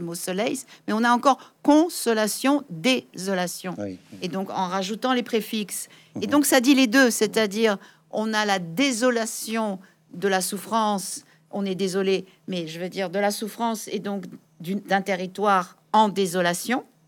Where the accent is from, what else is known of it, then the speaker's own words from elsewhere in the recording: France; en tant que Française, vivant en France